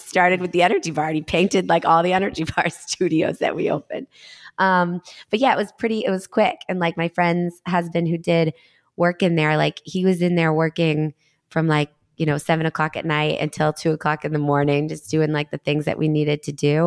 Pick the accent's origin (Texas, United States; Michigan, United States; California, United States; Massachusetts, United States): Massachusetts, United States; Danvers; also born or lived in Beverly, Massachusetts / Stoneham, Massachusetts; Danvers is my hometown, so I was, like, back to the North Shore